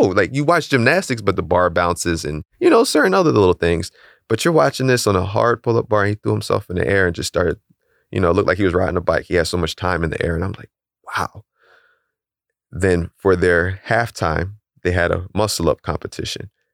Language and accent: English; Philadelphia, Pennsylvania, United States; we're both from Philly